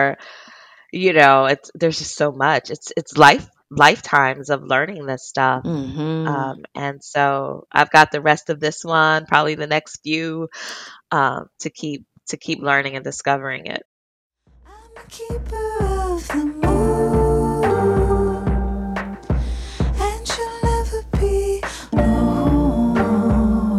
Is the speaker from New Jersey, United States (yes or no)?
yes; New Jersey, United States; I grew up in South Jersey, a little bit in suburbia